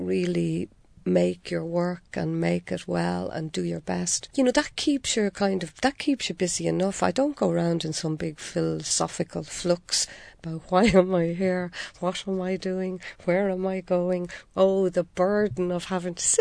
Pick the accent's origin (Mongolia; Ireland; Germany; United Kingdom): Ireland; Dublin, Leinster; also born or lived in Washington State, United States; my own childhood community over in the north inner city